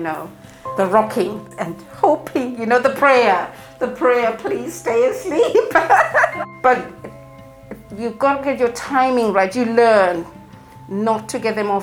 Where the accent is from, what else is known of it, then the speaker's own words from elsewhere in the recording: Zimbabwe; now in England; I'm from Zimbabwe originally